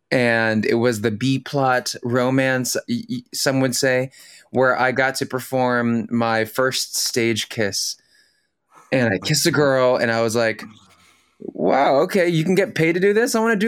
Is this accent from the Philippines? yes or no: yes; Philippines; first language tl; English is a second language; I speak Tagalog, my native language from the Philippines.